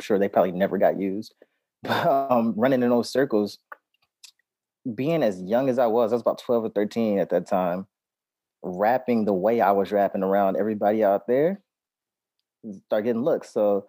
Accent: New York City, New York, United States; also born or lived in Oakland; now in Bay Area, United States; I grew up in Harlem, but I spent almost every summer in Oakland.

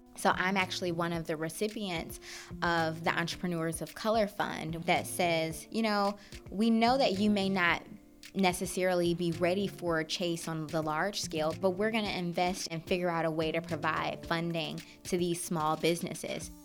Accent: Detroit, Michigan, United States; I grew up in Detroit, Michigan.

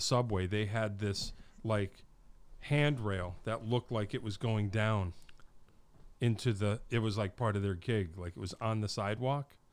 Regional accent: Wallingford, Connecticut, United States; there was one in Wallingford in, in my hometown.

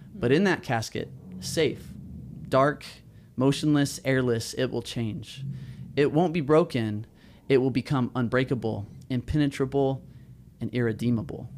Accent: Southern California, United States; moved away as an adult; now in Chicago, United States; I'm from Southern California.

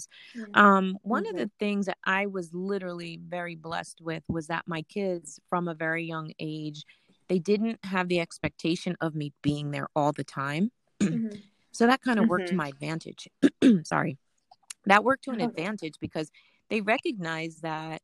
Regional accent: California, United States; moved away as an adult; also born or lived in Mount Vernon, New York; now in Pennsylvania, United States; I was born and raised in Mount Vernon, New York. And then I moved to California when I was seven. Mm-hmm. I grew up in California from the time I was seven until I went to Temple when I was 19 or 20 years old.

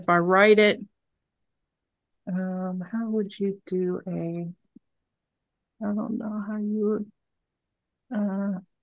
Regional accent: Cincinnati, Ohio, United States; I grew up in Cincinnati.

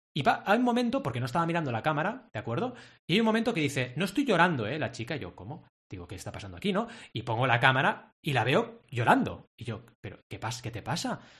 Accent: Catalonia, Spain; decimos en Cataluña

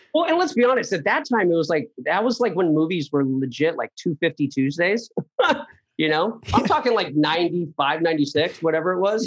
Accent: Poway, California, United States; I grew up in Poway. Yeah. And, uh, I was, I guess you can say, just the quintessential Southern California kid

